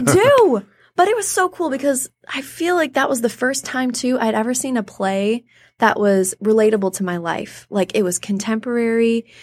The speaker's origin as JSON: {"language": "English", "town": "Clinton Township", "region": "Michigan", "country": "United States", "tie": "born or raised there", "also_born_or_lived": "Detroit, Michigan / Macomb, Michigan", "said": "I was born in Detroit. Grew up in Clinton Township, Michigan"}